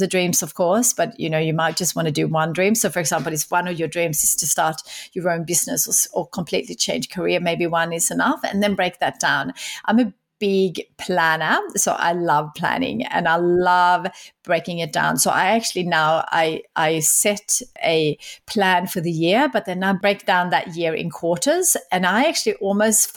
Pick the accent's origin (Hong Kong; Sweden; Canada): Sweden; moved away as an adult; now in Australia; I grew up in Sweden